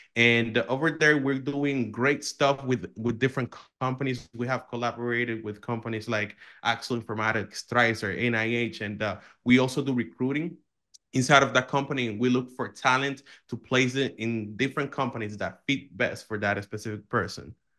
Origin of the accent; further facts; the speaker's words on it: Dominican Republic; I come from the Dominican Republic